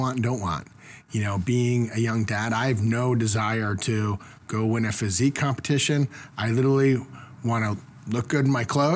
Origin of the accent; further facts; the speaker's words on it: Northeast, United States; growing up in the Northeast in the 80s